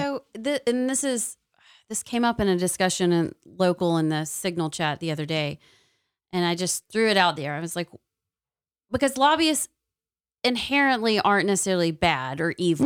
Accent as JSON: {"language": "English", "region": "Tennessee", "country": "United States", "moved": "yes", "lives_now": "Alabama, United States", "said": "I'm from Tennessee"}